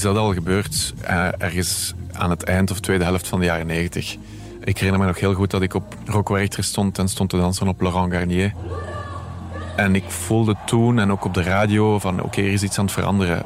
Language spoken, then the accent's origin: Dutch; Merchtem, Flanders, Belgium; Bij ons in Merchten